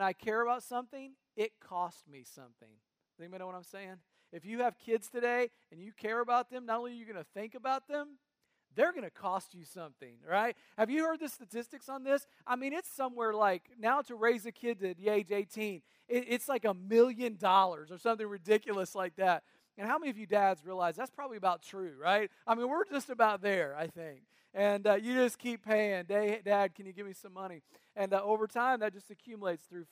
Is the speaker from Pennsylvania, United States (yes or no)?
no; North Carolina, United States; now in Cincinnati, United States; I grew up in North Carolina, so if an occasional y'all slips out, you'll know why.